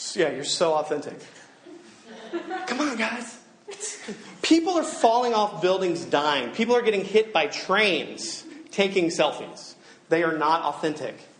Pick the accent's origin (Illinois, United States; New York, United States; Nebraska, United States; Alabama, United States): Alabama, United States; I'm from Alabama